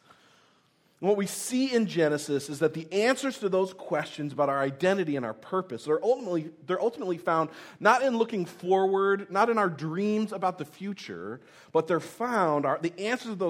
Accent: Tennessee, United States; I was born in Tennessee

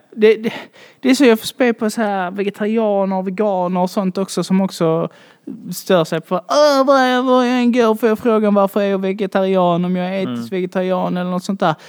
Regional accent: Malmö, Skåne, Sweden; jag är från Malmö, född och uppvuxen här

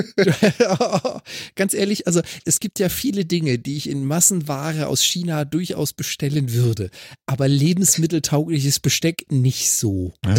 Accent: Freiburg, Baden-Württemberg, Germany; now in Hamburg, Germany; Also kommt genau da gebürtig her, wo ich herkomme

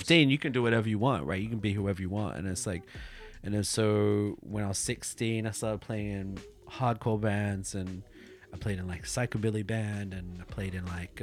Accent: South Africa; now in Tokyo, Japan; I come from South Africa and it's like I grew up during apartheid

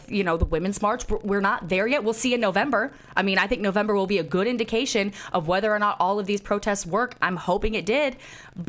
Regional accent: Jacksonville, Florida, United States; Jacksonville, Florida, my hometown.

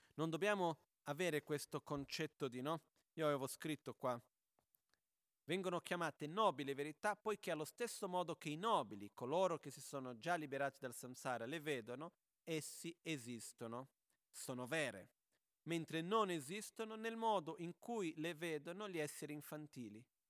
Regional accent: Brazil; moved away; c'è una battuta da bambini in Brasile che si faceva quando ero proprio piccolino

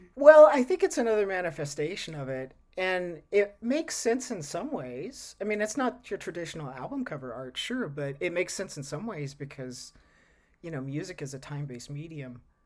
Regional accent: Texas, United States; moved away as an adult; now in Oregon, United States; I grew up in Texas

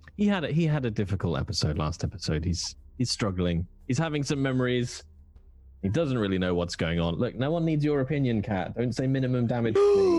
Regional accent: Midlands, United Kingdom; I'm from the Midlands, so I only have so many London references before I get terribly posh.

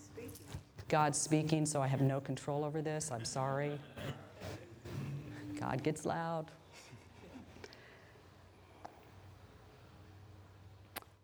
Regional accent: Wichita, Kansas, United States; I grew up in a Roman Catholic family. We had a home in Wichita, Kansas

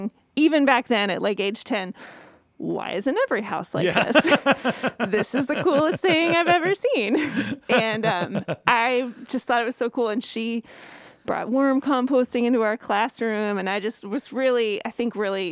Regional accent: Louisville, Kentucky, United States; born or raised there

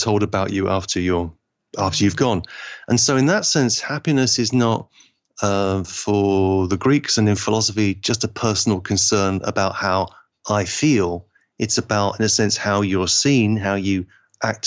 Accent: Liverpool, North West England, United Kingdom; you could say I'm English, but I feel like my family is from Liverpool, and Liverpool is just happens to be in England

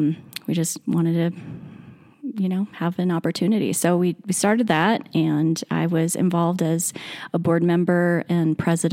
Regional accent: Mammoth Lakes, California, United States; also born or lived in Mono City, California; I grew up here in the Eastern Sierra.

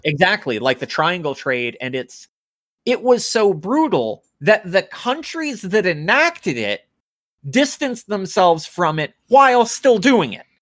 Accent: United States; I'm American

